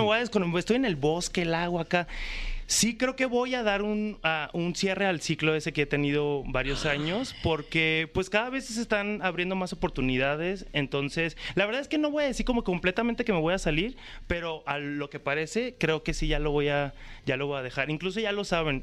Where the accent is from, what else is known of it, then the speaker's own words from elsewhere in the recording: Guadalajara, Jalisco, Mexico; also born or lived in Mexico City; yo soy de Guadalajara